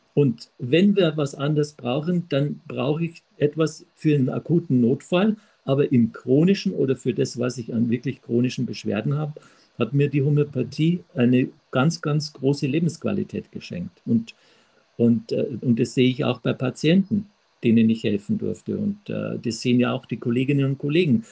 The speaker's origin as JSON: {"language": "German", "town": "Traunstein", "region": "Bavaria", "country": "Germany", "tie": "born or raised there", "said": "aus Traunstein, gebürtigen Traunstein"}